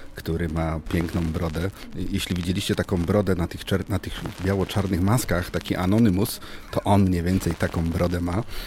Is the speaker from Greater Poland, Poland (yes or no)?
yes; Poznań, Greater Poland, Poland; my z Poznania